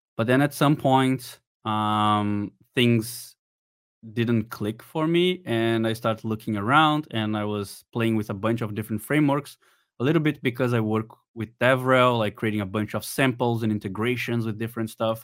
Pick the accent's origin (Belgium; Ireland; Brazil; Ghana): Brazil; I'm from Brazil.